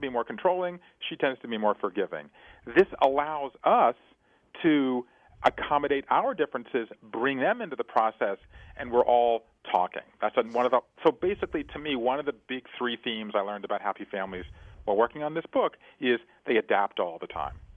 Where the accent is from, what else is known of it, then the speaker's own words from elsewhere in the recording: Savannah, Georgia, United States; I grew up in Savannah, Georgia, as a fifth-generation Jew in the American South